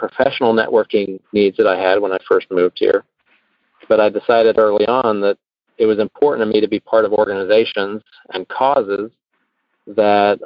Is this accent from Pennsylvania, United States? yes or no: no; Houston, Texas, United States; moved away as an adult; also born or lived in Chicago; I moved from Chicago to Houston. And while I had grown up in the area